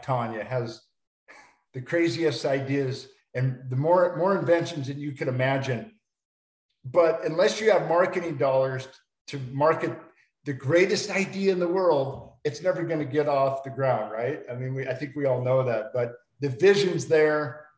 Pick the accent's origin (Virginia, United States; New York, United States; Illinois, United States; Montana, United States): Montana, United States; moved away; Montana, my hometown